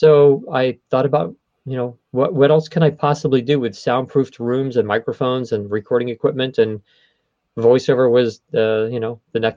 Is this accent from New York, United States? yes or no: yes; New York City, New York, United States; I'm from Queens